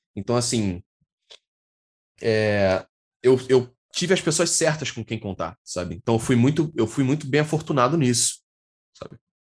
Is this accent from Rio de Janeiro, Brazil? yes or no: yes; Rio de Janeiro, Brazil; eu nasci na zona oeste do Rio de Janeiro, aqui em Jacarepaguá. Eu sou da Taquara, atualmente. Moro aqui já desde pequenininho